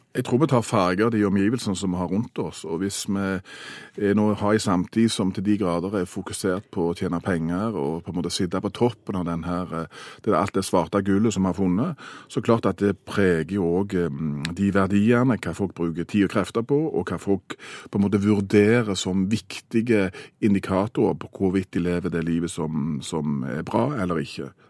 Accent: Stavanger, Rogaland, Norway; Stavanger har vært der vi kommer fra

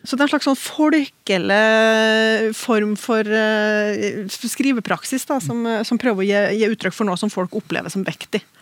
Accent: Oppdal, Trøndelag, Norway; i talemålet der jeg vokste opp, i Oppdal

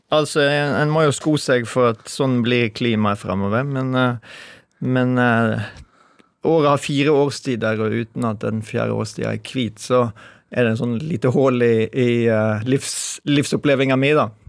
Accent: Western Norway, Norway; moved away; also born or lived in Oslo; jeg vokste opp på 70-tallet, men jeg vokste opp på Vestlandet.

